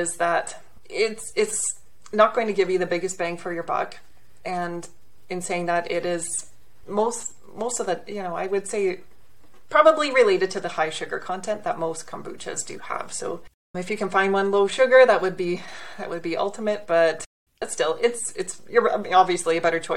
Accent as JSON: {"language": "English", "region": "Southern Alberta", "country": "Canada", "tie": "born or raised there", "said": "I'm from Southern Alberta, actually. Okay. So it's a lovely, lovely spot. You know, we're in a city, about 100,000 people, but 1 hour west, we're in the Rocky Mountains. And I took that for granted growing up"}